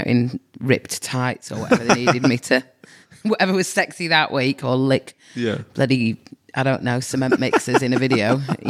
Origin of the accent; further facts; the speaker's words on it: Manchester, North West England, United Kingdom; now in Australia; And I moved from England, North Manchester.